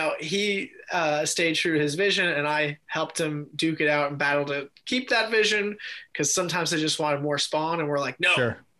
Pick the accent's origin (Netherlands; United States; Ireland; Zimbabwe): United States; New York; I grew up in New York